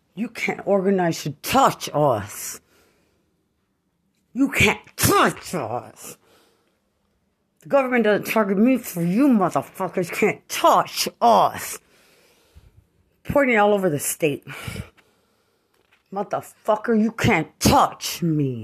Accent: Lubbock, Texas, United States; I'm from Lubbock.

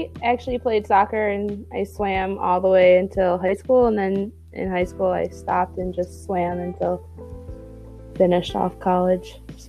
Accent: Bingham Farms, Michigan, United States; It was fine. I mean, I lived in a place where I was able to have a lot of connections, and there were like a lot of opportunities for me to do different types of sports.

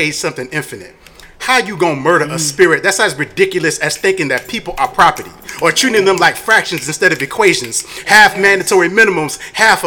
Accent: Tampa, Florida, United States; I was a young black boy growing up in Tampa.

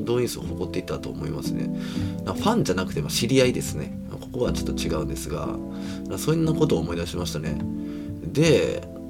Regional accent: Kobe, Hyogo, Japan; 僕もあの 神戸出身なので

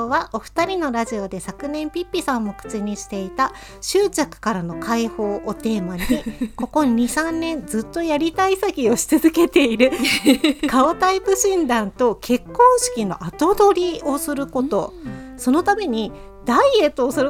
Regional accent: Japan; 私やっぱ日

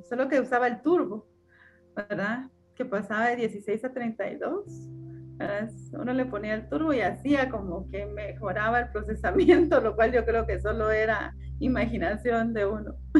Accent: Morales, Izabal, Guatemala; Yo, yo nací en, la, en uno de los departamentos de Guatemala que se llama Izabal, ¿verdad? En un municipio que se llama Morales Izabal

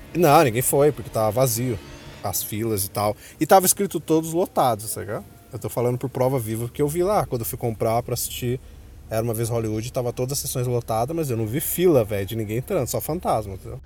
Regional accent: Brazil; somos nós, brasileiros

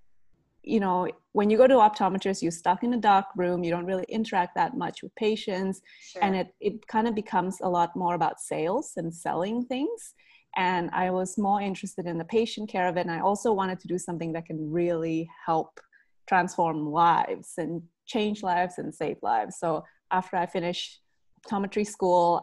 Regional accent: Australia; also born or lived in Indonesia; now in London, Canada; I grew up in Australia

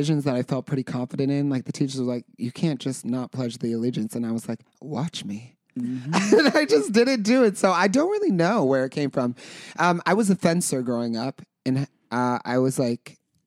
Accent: Carson City / Reno, Nevada, United States; moved away; we're from Carson City in Reno, Nevada

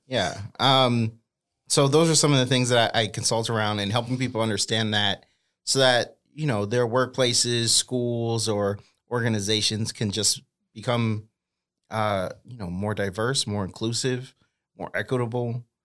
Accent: Boston, Massachusetts, United States; now in Sacramento, United States; I grew up in Boston

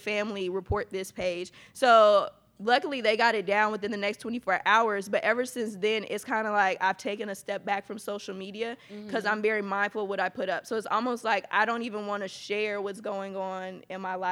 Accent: Atlanta, Georgia, United States; now in Texas, United States; I'm actually from Atlanta, Georgia, but I do live here in Texas.

